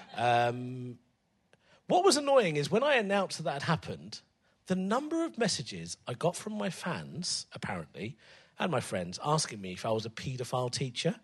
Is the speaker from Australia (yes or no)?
no; England, United Kingdom; I love being English